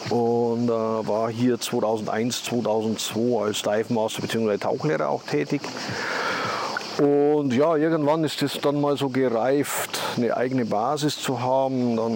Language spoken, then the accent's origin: German; Austria; moved away; habe ich in zweieinhalb Stunden bin ich in Österreich und kann mich zumindest in meiner Muttersprache ausdrücken und, und denen sagen, was mir fehlt.